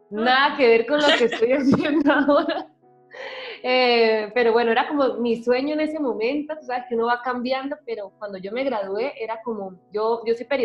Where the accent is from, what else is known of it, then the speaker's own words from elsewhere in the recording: Colombia; also born or lived in Spain; now in Malta; la gente cree como que me vine directamente desde Colombia, lo ven más lejos, pero no, yo vivía en España y ya de ahí pues me vine con mi pareja aquí a Malta.